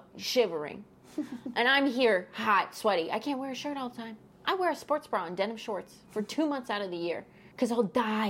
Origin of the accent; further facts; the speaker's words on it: Ohio, United States; born there; I was born in Ohio. I'm not worried about Princess Diana.